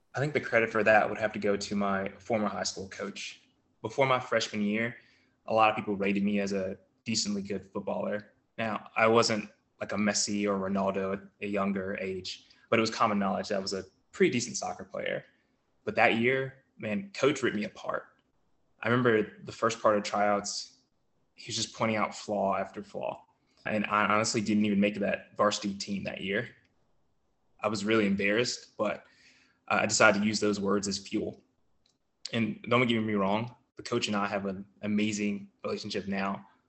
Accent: Collinsville, Virginia, United States; I'm from Collinsville, Virginia. It's a really small town in Virginia

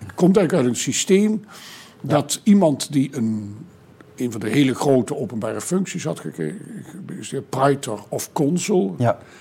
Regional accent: southern Netherlands, Netherlands; ik kom zelf uit Zuid-Nederland en heb dus zelf als kind ook echt in processies meegelopen

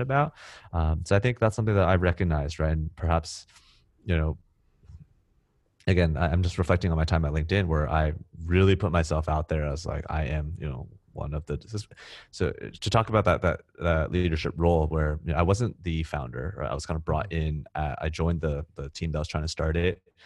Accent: Silicon Valley, California, United States; moved away as an adult; now in Singapore; where I grew up, you know, in Silicon Valley

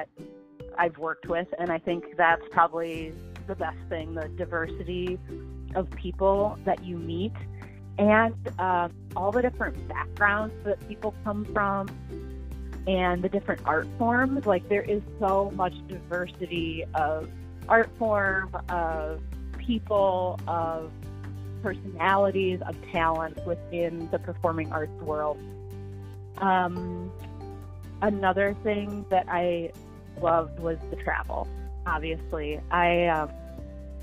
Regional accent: Platteville, Wisconsin, United States; I grew up in Platteville, Wisconsin, which is in southwestern Wisconsin

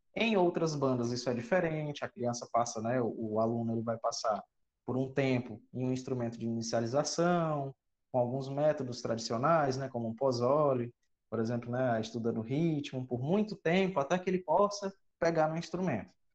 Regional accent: Cruz, Ceará, Brazil; also born or lived in São Paulo; eu não sou cearense, sou paulista, mas a minha família é toda cearense, então eu me considero cearense de sangue. E eu cheguei aqui no Ceará em 2000, mais ou menos com seis anos

